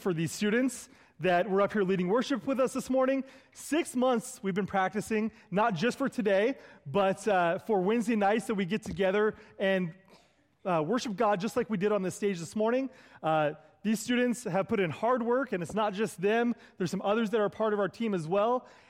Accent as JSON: {"language": "English", "region": "California", "country": "United States", "said": "I do not come from Canada. I come from the Bay Area of California."}